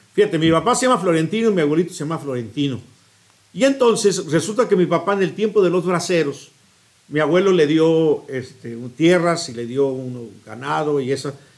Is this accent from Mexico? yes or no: yes; Guadalajara, Jalisco, Mexico; moved away as an adult; also born or lived in Tlaltenango, Zacatecas / Chicago; ahí fui a, ir la primaria, la, a la primaria, a la secundaria y a la prepa